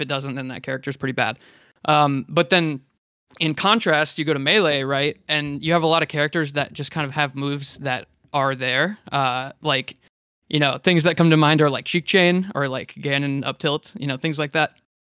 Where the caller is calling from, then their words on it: San Antonio, Texas, United States; I'm calling in from San Antonio, Texas.